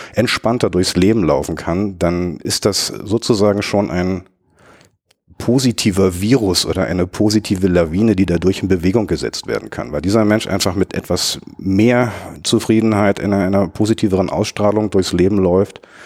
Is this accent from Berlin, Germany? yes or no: yes; Berlin, Germany; Berliner, gebürtiger Berliner, einer der, der, der letzten verbliebenen Eingeborenen